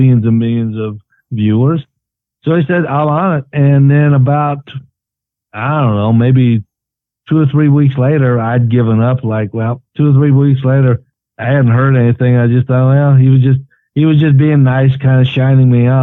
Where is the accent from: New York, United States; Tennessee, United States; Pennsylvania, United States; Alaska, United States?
Tennessee, United States; East; growing up in East Tennessee and the Appalachia